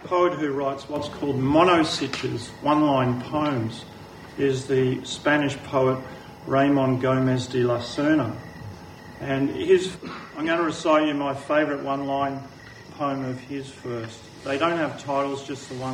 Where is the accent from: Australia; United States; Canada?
Australia; Melbourne, Victoria; when I was 17, growing up in Lower Templestowe